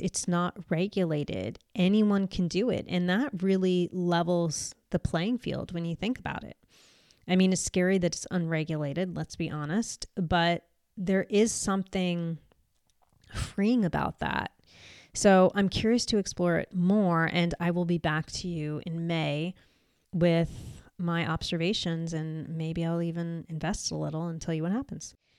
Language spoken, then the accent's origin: English; United States; moved away; I'm American